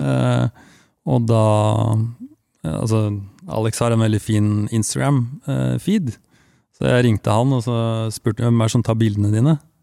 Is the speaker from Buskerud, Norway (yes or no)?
no; Langesund, Telemark, Norway; jeg er fra Langesund